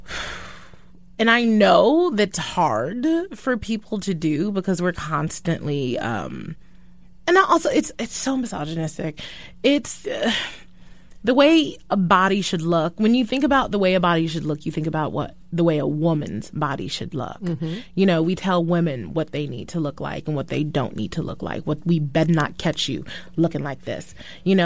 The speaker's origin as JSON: {"language": "English", "region": "New York", "country": "United States", "tie": "born or raised there", "also_born_or_lived": "Brooklyn", "said": "I'm from Brooklyn originally and I grew up in Harlem"}